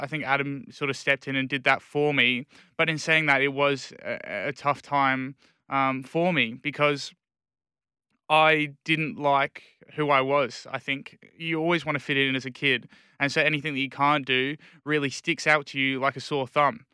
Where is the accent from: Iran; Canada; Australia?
Australia; Perth, Western Australia; born or raised there; also born or lived in England